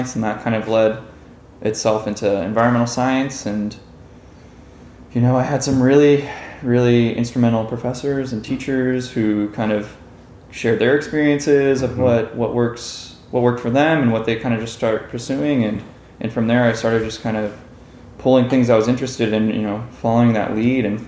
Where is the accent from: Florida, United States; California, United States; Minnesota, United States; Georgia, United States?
California, United States; Los Angeles; I grew up in Westchester. It's this little town in Los Angeles right by LAX